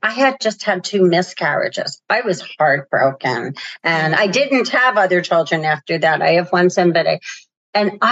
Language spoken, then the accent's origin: English; Northeast, United States; I'm from the Northeast